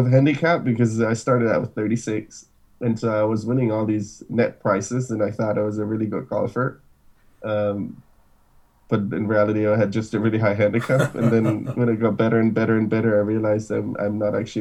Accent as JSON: {"language": "English", "town": "Munich", "region": "Bavaria", "country": "Germany", "tie": "born or raised there", "moved": "as an adult", "lives_now": "San Francisco, United States", "said": "So I was born in Germany, in Munich. My parents are from Argentina, so super international family. Born and raised in Germany"}